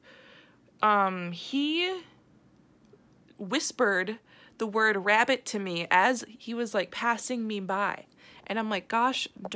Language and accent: English; St. Paul, Minnesota, United States; moved away as an adult; now in River Falls, United States; I am from St. Paul, Minnesota